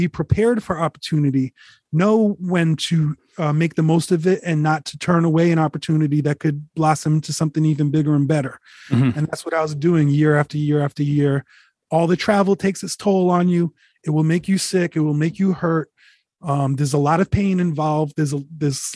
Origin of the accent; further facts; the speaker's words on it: Rhode Island, United States; moved away as an adult; now in Connecticut, United States; I'm representing Rhode Island everywhere.